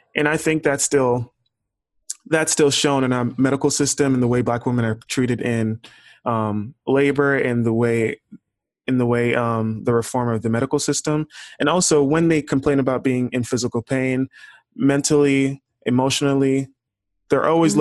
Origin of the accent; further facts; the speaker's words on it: Houston, Texas, United States; I'm from Houston